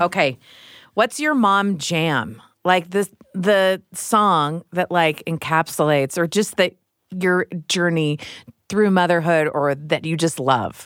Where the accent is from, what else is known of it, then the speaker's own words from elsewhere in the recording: Midwest, United States; I grew up in the Midwest